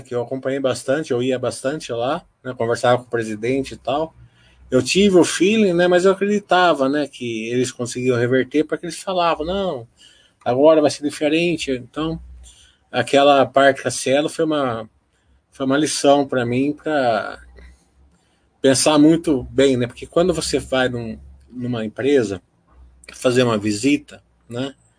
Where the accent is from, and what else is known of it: Brazil